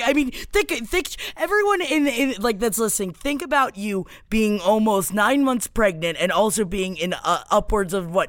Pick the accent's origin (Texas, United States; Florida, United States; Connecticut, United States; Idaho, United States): Florida, United States; born or raised there; moved away